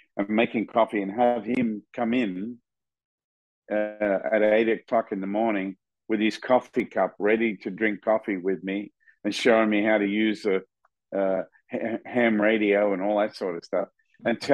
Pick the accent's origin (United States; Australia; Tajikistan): Australia; moved away as an adult; I grew up in Australia